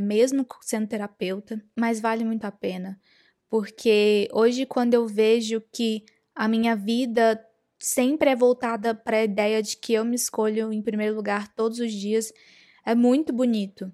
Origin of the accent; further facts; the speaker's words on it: interior of Minas Gerais, Brazil; moved away as an adult; also born or lived in New York; eu sou do interior de Minas Gerais